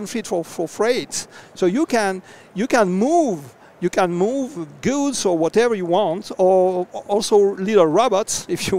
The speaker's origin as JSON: {"language": "English", "country": "France", "said": "from France"}